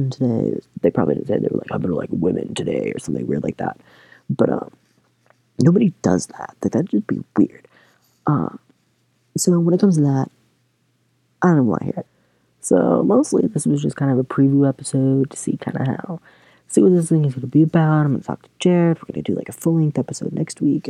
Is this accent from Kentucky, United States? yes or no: yes; Kentucky, United States; moved away as an adult; now in Michigan, United States; I grew up in Kentucky